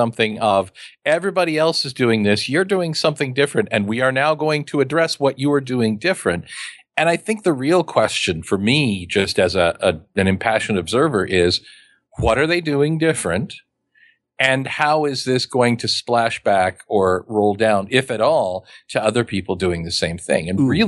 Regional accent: Midwest, United States; I'm from the Midwest with the surfing metaphor that I don't really understand.

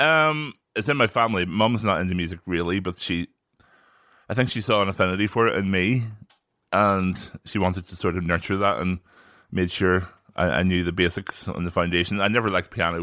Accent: Northern Ireland, United Kingdom; born or raised there

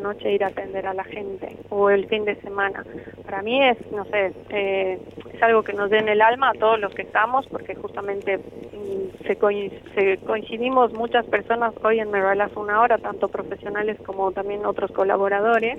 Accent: Bolivia; moved away as an adult; now in Argentina

